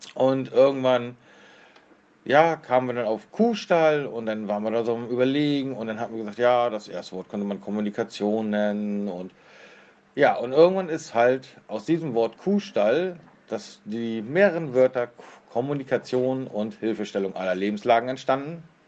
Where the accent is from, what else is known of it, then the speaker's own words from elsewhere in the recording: near Kiel, Schleswig-Holstein, Germany; komme aus der Nähe von Kiel